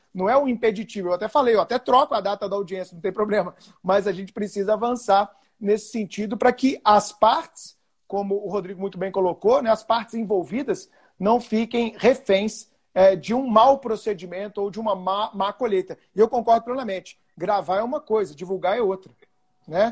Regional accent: Belo Horizonte, Minas Gerais, Brazil; Eu sou de Belo Horizonte

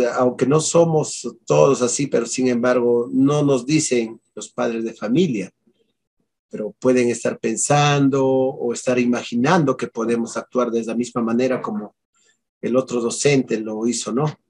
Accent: La Mar Province, Ayacucho, Peru; Como yo soy acá de Ayacucho y de la provincia de La Mar

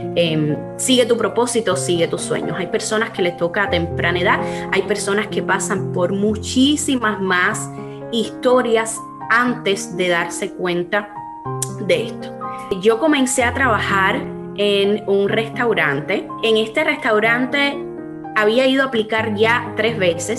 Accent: Cuba; moved away as an adult; now in United States; que somos cubanas

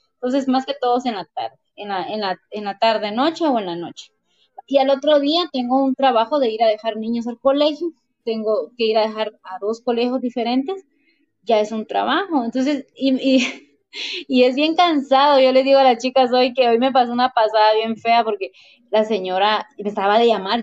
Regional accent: Guatemala; ¿de dónde eres? Pues de Guate

